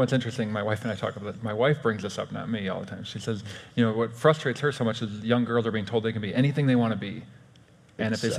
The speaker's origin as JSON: {"language": "English", "region": "Wisconsin", "country": "United States", "tie": "born or raised there", "said": "I grew up in Wisconsin"}